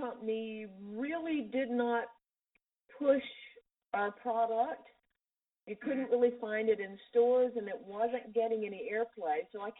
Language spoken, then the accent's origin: English; North Carolina, United States; moved away; also born or lived in Toronto; But I'm from North Carolina.